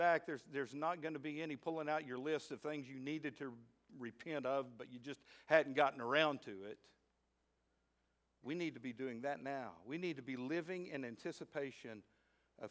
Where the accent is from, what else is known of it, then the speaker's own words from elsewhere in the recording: Midland, Texas, United States; moved away; also born or lived in Fort Smith, Arkansas; I grew up out in Midland, Texas.